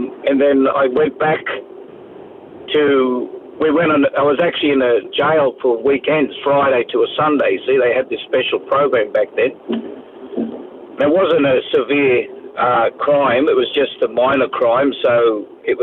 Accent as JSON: {"language": "English", "town": "Sydney", "region": "New South Wales", "country": "Australia", "tie": "born or raised there", "also_born_or_lived": "Parramatta / Taree", "moved": "yes", "lives_now": "Tweed Heads, Australia", "said": "I was born in Parramatta in New South Wales, Sydney, and most of my quarter life was actually raised up in that area in Mascot in Botany Bay there"}